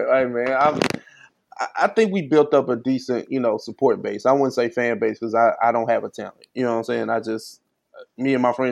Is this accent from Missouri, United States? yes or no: yes; St. Louis, Missouri, United States; You you you identify me as a Southerner, and I'm from I'm from St. Louis.